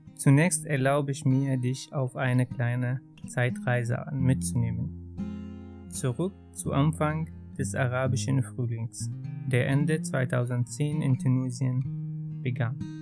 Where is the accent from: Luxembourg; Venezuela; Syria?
Syria; Hama, Hama Governorate; German is a second language; moved away as an adult; also born or lived in Darmstadt, Germany; now in Germany; geboren in Hama und das liegt in der Mitte von Syrien. Dort bin ich aufgewachsen